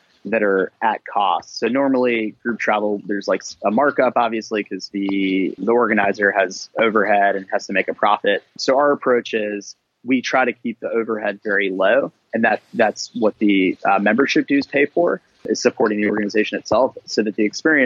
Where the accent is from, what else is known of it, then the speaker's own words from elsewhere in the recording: New York, United States; moved away as an adult; also born or lived in New Orleans / Indiana; I grew up in New York, just north of the city